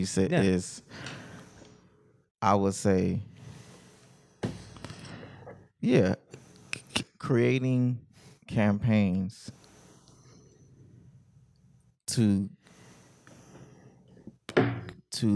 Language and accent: English; Compton, California, United States; I'm from Westside Compton.